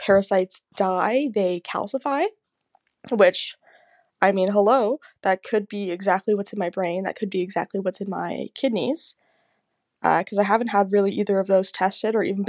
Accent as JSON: {"language": "English", "town": "Burlington", "region": "Ontario", "country": "Canada", "said": "I'm from Burlington, Ontario, Canada"}